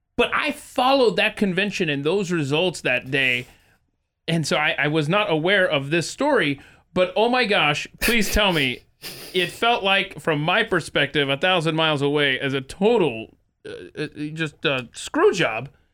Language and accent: English; Atlanta, Georgia, United States; moved away as an adult; also born or lived in Nebraska; I was born and raised in Atlanta, Georgia, but I went to the University of Nebraska